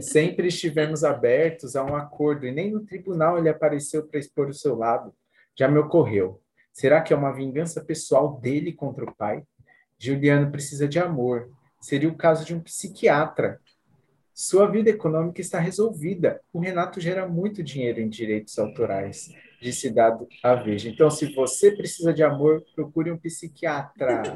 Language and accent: Portuguese; Cotia, São Paulo, Brazil; Eu sou de Cotia